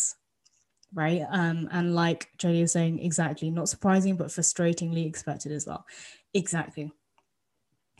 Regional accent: United Kingdom; as British people

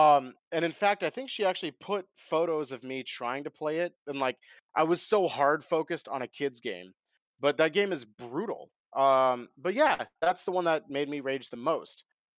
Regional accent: India; controllers are expensive, and I'm Indian.

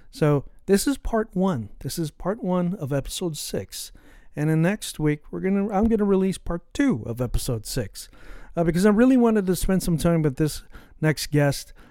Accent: San Francisco, California, United States; we're also both from the Bay Area, from San Francisco in the Bay Area.

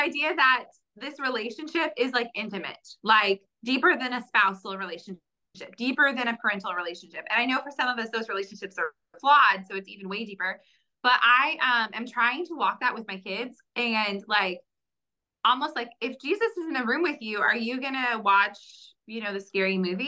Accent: Bay Area, California, United States; I am also from the Bay Area

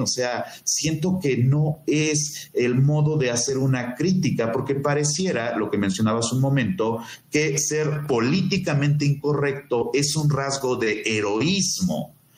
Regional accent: Mexico

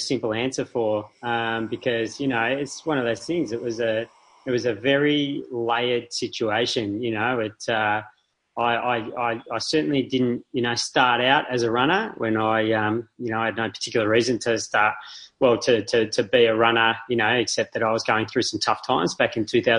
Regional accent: Melbourne, Victoria, Australia; I'm from Melbourne.

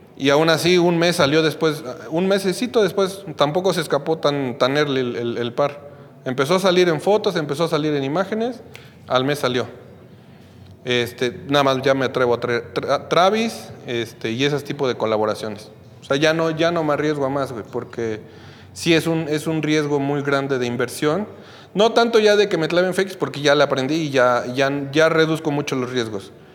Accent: Mexico; yo soy de México

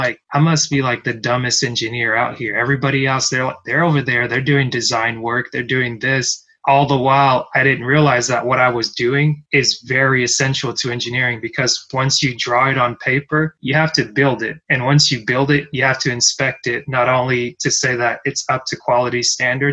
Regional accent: Cameroon; moved away; I'm from Cameroon, originally born in West Central Africa

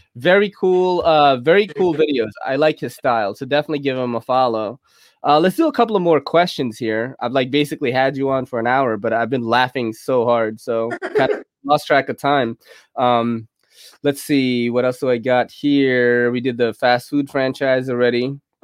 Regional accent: New York City, New York, United States; going to public school in New York City is crazy because you're taking a train when you're like ten.

